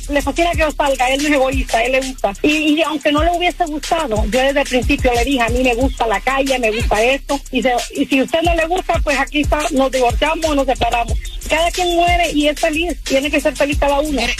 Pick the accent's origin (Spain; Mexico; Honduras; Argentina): Honduras; Él es puertorriqueño y yo soy hondureña.